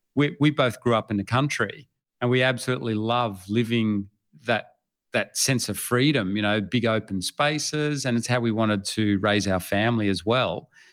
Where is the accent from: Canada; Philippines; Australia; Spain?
Australia; I am from Australia